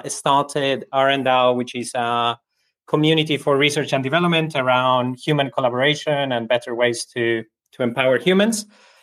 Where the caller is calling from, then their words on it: Berlin, Germany; From Berlin at the moment.